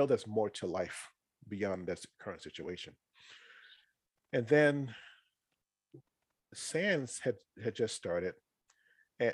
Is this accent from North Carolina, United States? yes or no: yes; North Carolina, United States; I'm from North Carolina originally. That's where I was born and raised